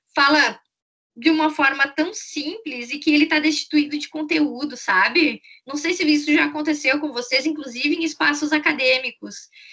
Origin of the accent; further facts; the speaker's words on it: Brazil; a nossa experiência como brasileiros, brasileiras